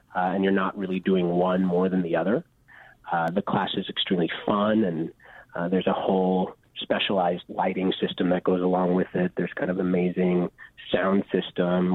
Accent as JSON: {"language": "English", "town": "Chicago", "region": "Illinois", "country": "United States", "tie": "born or raised there", "said": "I'm actually born and raised in Chicago"}